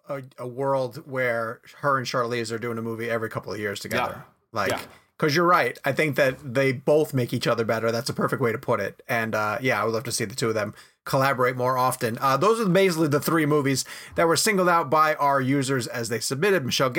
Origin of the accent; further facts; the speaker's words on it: Massapequa Park, New York, United States; it is the main street in my town, in Massapequa Park, where I grew up.